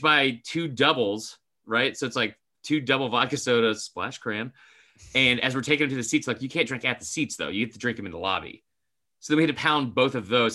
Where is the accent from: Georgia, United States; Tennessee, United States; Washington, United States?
Georgia, United States; Atlanta; we're both from Atlanta